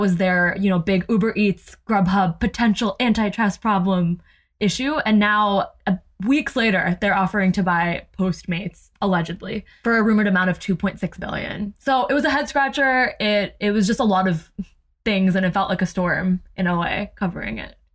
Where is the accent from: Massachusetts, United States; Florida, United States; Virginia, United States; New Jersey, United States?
New Jersey, United States; growing up in Jersey